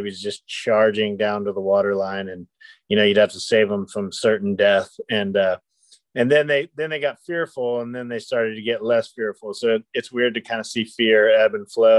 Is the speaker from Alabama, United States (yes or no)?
no; Kitty Hawk, North Carolina, United States; moved away as an adult; I've made my way back to my hometown of Kitty Hawk, North Carolina